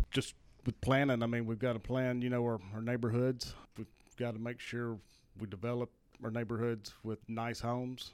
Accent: Ashland, Mississippi, United States; now in Hernando, United States; where I grew up at in Ashland.

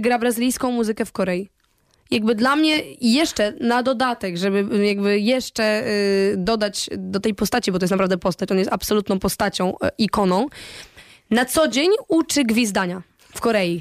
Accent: Poland; byłam ja, z Polski

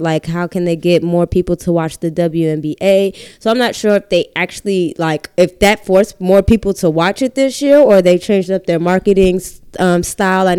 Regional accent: Boston, Massachusetts, United States; I'm from Boston

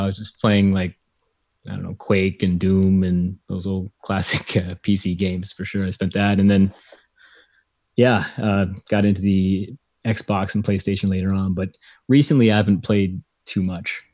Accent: Winnipeg, Manitoba, Canada; growing up in Canada

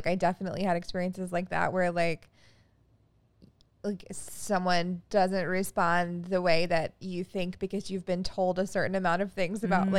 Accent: North Carolina, United States; I'm from North Carolina

